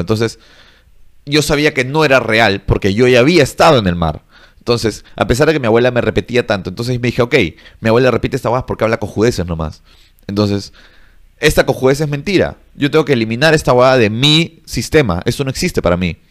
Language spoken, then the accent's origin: Spanish; Peru; los peruanos estamos en, el intermedio